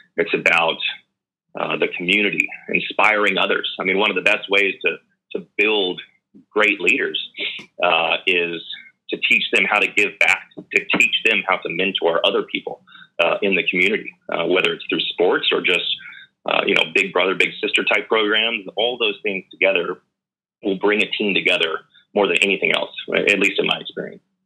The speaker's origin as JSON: {"language": "English", "town": "Dallas", "region": "Texas", "country": "United States", "tie": "born or raised there", "said": "I grew up in Dallas"}